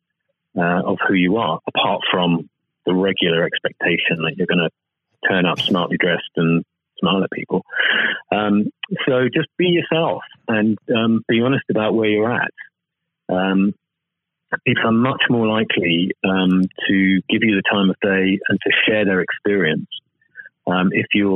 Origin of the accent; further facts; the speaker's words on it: United Kingdom; speaking as a Brit